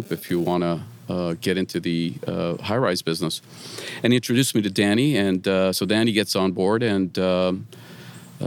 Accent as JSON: {"language": "English", "town": "Mississauga", "region": "Ontario", "country": "Canada", "tie": "born or raised there", "said": "I grew up in Mississauga"}